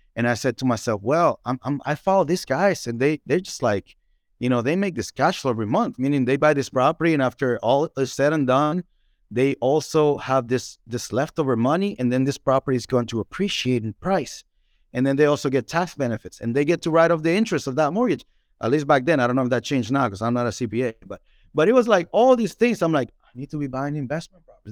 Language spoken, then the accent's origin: English; Dominican Republic; English is a second language; now in Nashville, United States; I'm from the Dominican Republic, beautiful country